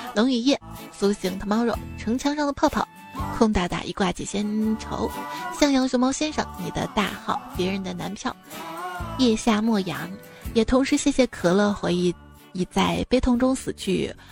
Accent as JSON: {"language": "Chinese", "town": "Ningbo", "region": "Zhejiang", "country": "China", "tie": "born or raised there", "said": "我老家宁波的嘛"}